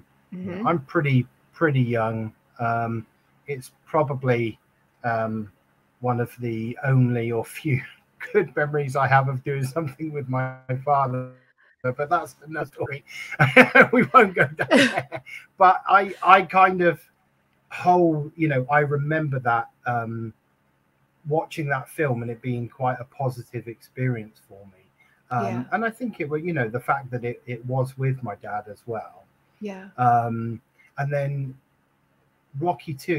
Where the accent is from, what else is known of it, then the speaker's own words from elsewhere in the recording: United Kingdom; we're British. So, you know, we moan if it's bad weather.